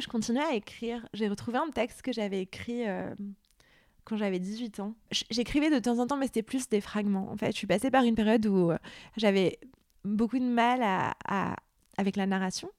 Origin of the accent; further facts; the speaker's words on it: Beirut, Beirut Governorate, Lebanon; moved away; j'ai grandi au Liban, à Beyrouth